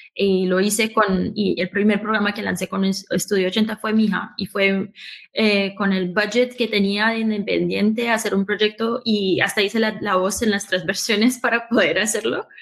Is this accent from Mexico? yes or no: no; New York, United States; Estos dos inmigrantes colombianos se encontraron en Nueva York, se enamoraron, se casaron y me tuvieron a mí